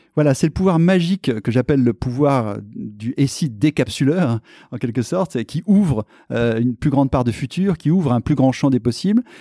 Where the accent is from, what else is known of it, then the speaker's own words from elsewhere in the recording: Clermont-Ferrand, Auvergne-Rhône-Alpes, France; moved away as an adult; also born or lived in Paris; Je suis un Auvergnat né à Clermont-Ferrand